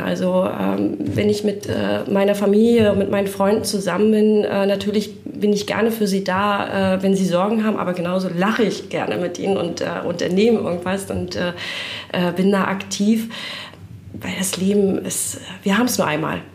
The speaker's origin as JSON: {"language": "German", "town": "Rostock", "region": "Mecklenburg-Vorpommern", "country": "Germany", "tie": "born or raised there", "lives_now": "Bad Doberan, Germany", "said": "Auch in Rostock aufgewachsen und jetzt erst äh, vor ein paar Jahren nach Bad Doberan gezogen"}